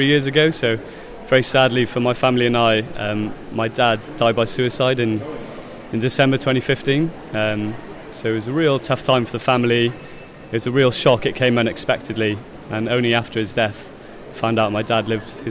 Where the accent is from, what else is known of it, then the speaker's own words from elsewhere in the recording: South Wales, United Kingdom; as a boy growing up in South Wales